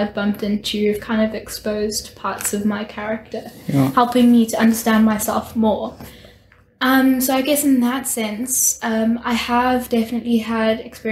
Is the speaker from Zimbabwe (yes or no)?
yes; Zimbabwe; moved away as an adult; I'm from Zimbabwe. I went to Chizzy. I'm a Chizzy girl